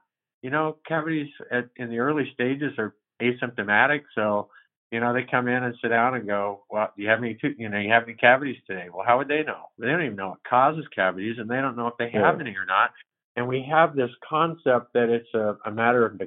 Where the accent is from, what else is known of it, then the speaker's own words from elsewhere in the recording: Albany, United States; I've been in Albany for 37 years